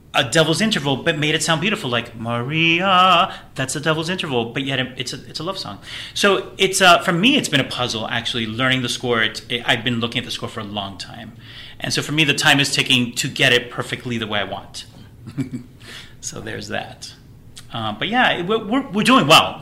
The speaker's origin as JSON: {"language": "English", "town": "Miami", "region": "Florida", "country": "United States", "tie": "born or raised there", "also_born_or_lived": "Puerto Rico", "said": "Um, I grew up in Florida. Um, I'm from Miami"}